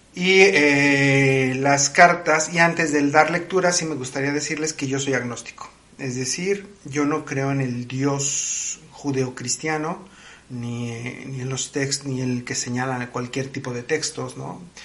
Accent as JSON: {"language": "Spanish", "country": "Mexico"}